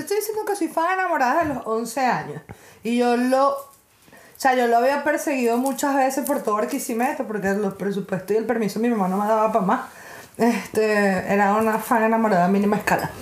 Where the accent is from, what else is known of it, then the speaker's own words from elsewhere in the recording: Venezuela; somos realmente los venezolanos